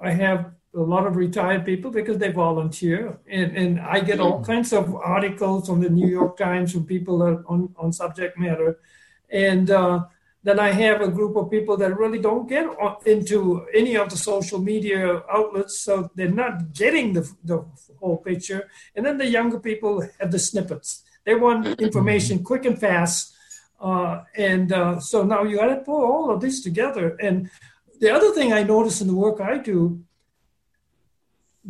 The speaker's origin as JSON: {"language": "English", "country": "Malaysia", "tie": "born or raised there", "said": "I was born in Malaysia, but that doesn't tell the whole story. My ancestors from Sri Lanka"}